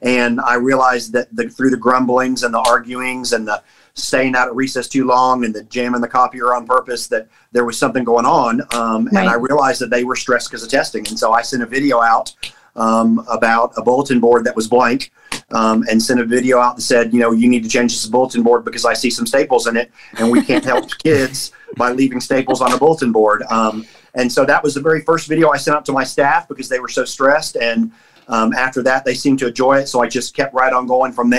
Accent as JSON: {"language": "English", "town": "Rockledge", "region": "Florida", "country": "United States", "tie": "born or raised there", "also_born_or_lived": "Alabama", "moved": "as an adult", "lives_now": "Kentucky, United States", "said": "I am from, I grew up in Florida. I was in Florida all my life"}